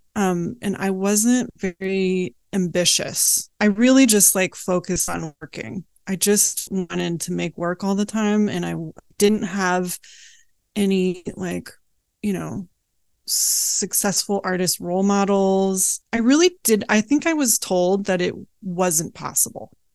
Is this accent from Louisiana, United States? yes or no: no; Oakland, California, United States; also born or lived in Berkeley, California; I was born in Oakland